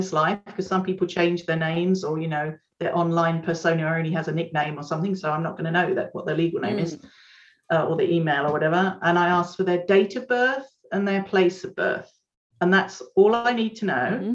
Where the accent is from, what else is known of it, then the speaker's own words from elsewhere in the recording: United Kingdom; moved away; I'm originally a Brit